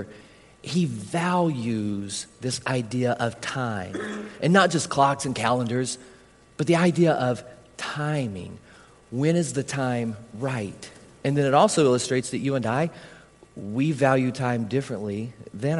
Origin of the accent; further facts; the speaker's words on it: Harlan, United States; anybody from my hometown here? Anybody from Harlan